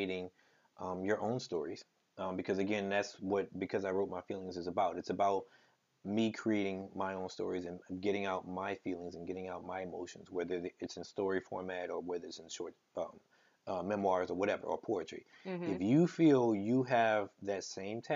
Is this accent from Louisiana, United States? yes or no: yes; Plaquemine, Louisiana, United States; moved away; also born or lived in Baton Rouge, Louisiana / New Orleans, Louisiana; from Louisiana, born and raised. I'm from Plaquemine, Louisiana. I lived in Baton Rouge all my life.